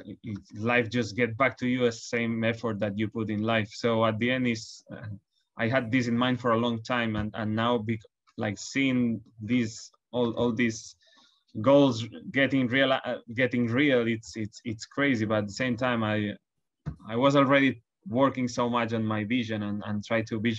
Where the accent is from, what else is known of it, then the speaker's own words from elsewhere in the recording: Barcelona, Catalonia, Spain; now in London, United Kingdom; I come from Barcelona